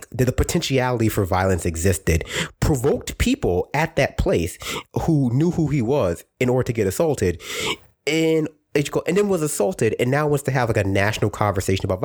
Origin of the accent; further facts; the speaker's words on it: New York City, New York, United States; I was raised in Brooklyn